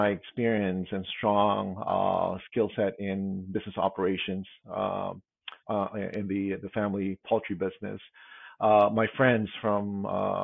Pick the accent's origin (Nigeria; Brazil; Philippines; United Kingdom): Philippines; moved away as an adult; now in United States; I was born and raised in the Philippines. And I actually moved here in the States back in 1999